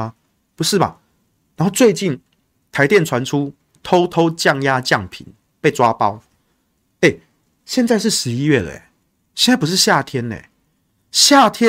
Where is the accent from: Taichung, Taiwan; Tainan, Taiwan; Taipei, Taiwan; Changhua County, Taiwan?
Taichung, Taiwan; 我台中人啊，恁北部家己用电，家己想办法。为什么要我们中火来烧这个空污，然后要我们台中来吸毒气呢？